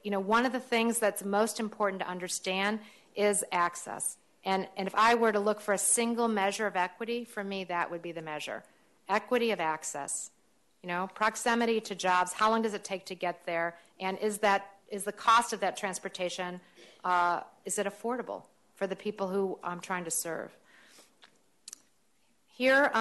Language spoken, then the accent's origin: English; St. Louis, Missouri, United States; moved away; my hometown of St. Louis